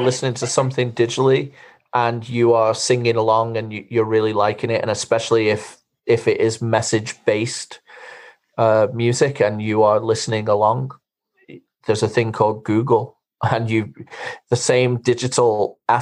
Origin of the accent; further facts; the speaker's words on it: England, United Kingdom; moved away; growing up in England